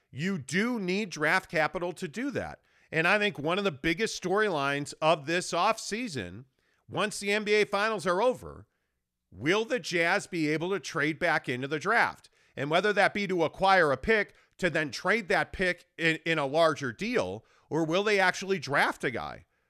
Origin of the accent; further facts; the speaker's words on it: Illinois, United States; moved away; a kid growing up in Illinois